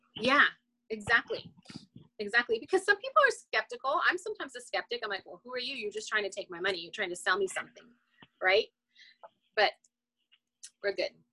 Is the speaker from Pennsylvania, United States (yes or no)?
no; Los Angeles, California, United States; moved away; I'm from Los Angeles. I'm originally from Los Angeles.